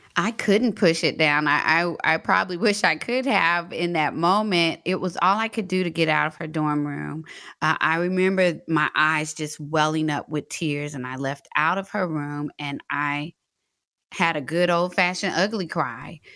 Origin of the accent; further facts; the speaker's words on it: Fort Worth, Texas, United States; moved away as an adult; also born or lived in Atlanta; I'm from Fort Worth, Texas